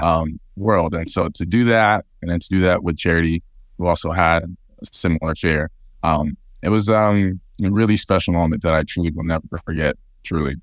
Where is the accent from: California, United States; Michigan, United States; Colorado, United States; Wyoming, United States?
California, United States; Fresno; my hometown of Fresno